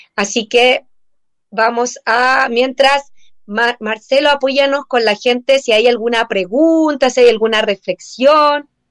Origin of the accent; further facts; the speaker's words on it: Chile; nosotros como sociedad chilena